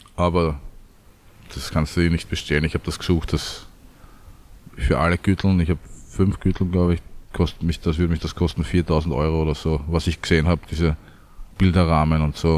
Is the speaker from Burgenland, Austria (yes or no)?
no; Vienna, Austria; also born or lived in Südstadt, Lower Austria; also geboren in Wien